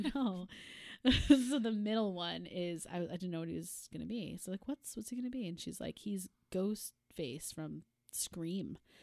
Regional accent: Boston, Massachusetts, United States; we are from the Boston area

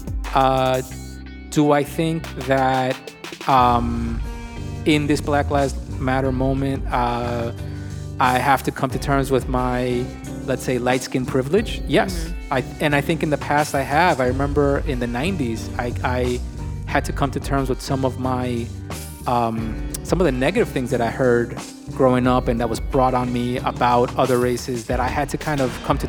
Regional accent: New York, United States; I'm first generation, born in New York

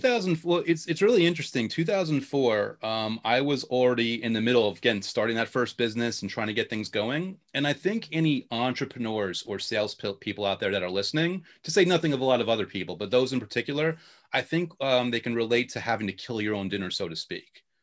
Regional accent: New York, United States; accent: New York; also born or lived in Long Island / Queens; born and bred New Yorker

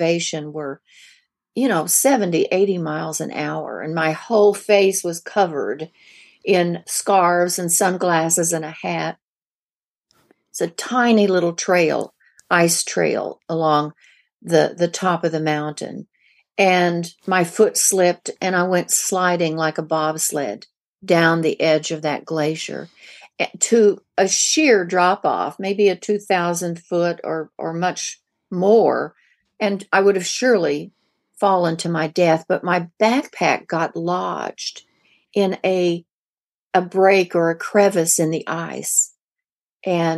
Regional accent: the Ozarks of Missouri, United States; moved away; I grew up in the Ozarks of Missouri

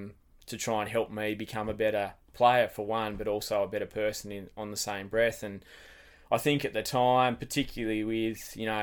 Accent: Wesley Vale, Tasmania, Australia; So I grew up in Wesley Vale, not far from the footy ground there. So mum, dad, sister, we pretty much were there from day one.

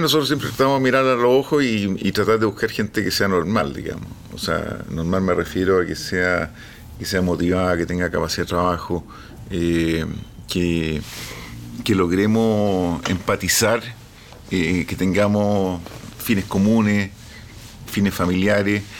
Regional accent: Chile; soy chileno, hablando en, inglés más o menos

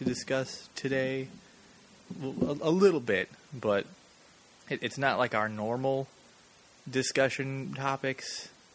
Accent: Los Angeles, California, United States; I grew up in Hollywood

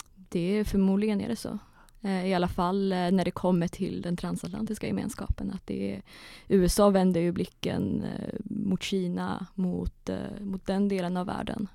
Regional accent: Kiruna, Norrbotten County, Sweden; moved away; jag är ju från Kiruna ursprungligen, så jag började skriva på Kiruna-tidningen som 14-åring

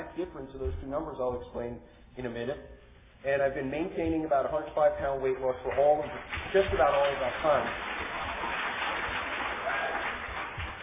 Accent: New York, United States; moved away as an adult; also born or lived in Connecticut; I grew up in New York

